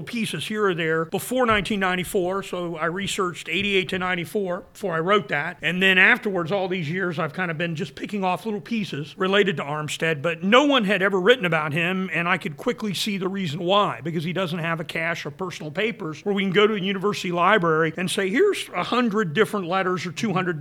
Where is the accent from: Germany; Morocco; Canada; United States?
United States; near Columbus, Central Ohio; moved away; I grew up in Central Ohio. I'm a native Buckeye near Columbus